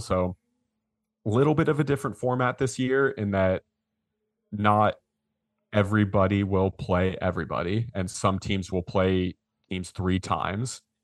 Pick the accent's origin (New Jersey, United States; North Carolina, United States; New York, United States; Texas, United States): Texas, United States; Georgetown; also born or lived in Austin, Texas; We, we grew up in Georgetown, so not that far up the road